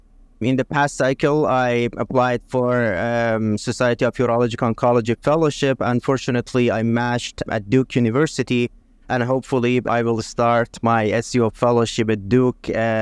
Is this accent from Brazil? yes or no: no; Iran; English is a second language; moved away as an adult; I was born actually in Iran, and I did my med school and residency back home in Iran.